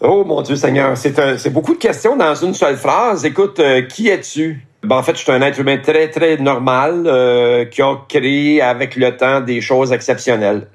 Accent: Montreal, Quebec, Canada; also born or lived in Laurentides; je suis né à Montréal, et j'ai vécu à Montréal aussi euh, pendant un certain temps

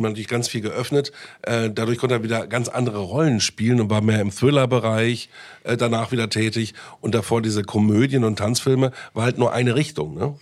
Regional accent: Bielefeld, North Rhine-Westphalia, Germany; now in Berlin, Germany; ich komme ja aus Bielefeld, da war ich schon Jahre in Berlin

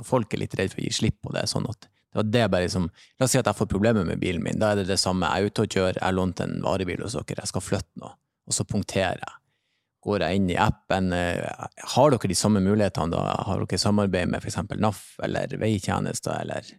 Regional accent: Bodø, Nordland, Norway; now in Oslo, Norway; jeg er jo fra Bodø, som en, eh, si, en liten storby, men fremdeles litt bygda

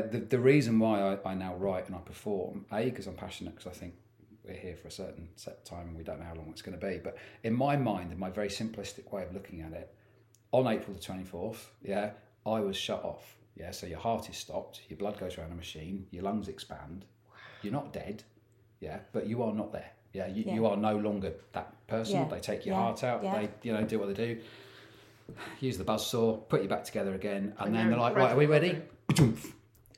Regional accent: United Kingdom; being a British male

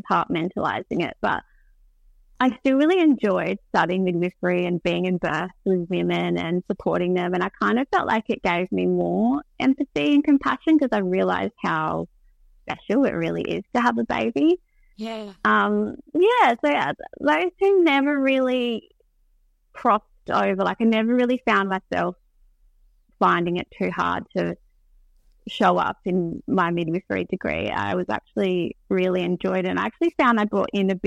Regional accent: Victor Harbor, South Australia, Australia; moved away; I'm like originally from Victor Harbour, which is south of Adelaide.

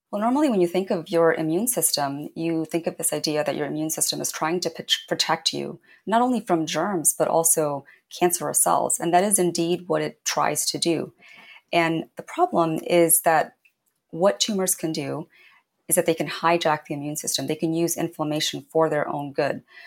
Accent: Indiana, United States; growing up in Indiana

